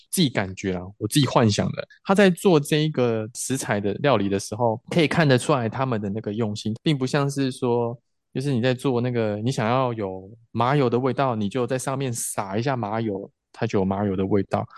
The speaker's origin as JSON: {"language": "Chinese", "region": "Pingtung County", "country": "Taiwan", "said": "我也是屏东人"}